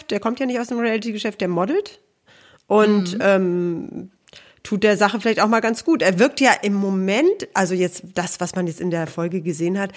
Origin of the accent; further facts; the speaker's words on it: Aalen, Baden-Württemberg, Germany; born there; ich bin geboren in Aalen.